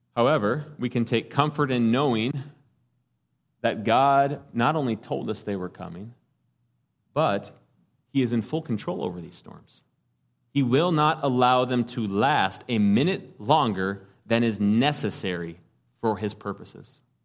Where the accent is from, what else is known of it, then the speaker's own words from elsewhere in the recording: United States; As American Christians